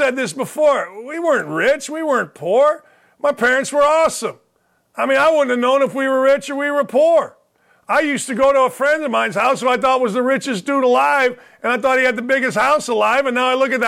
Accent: Gary, Indiana, United States; moved away; I grew up in Gary, Indiana

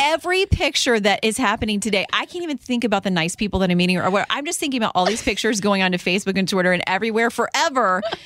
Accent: Florida, United States; moved away; as a kid growing up in Florida

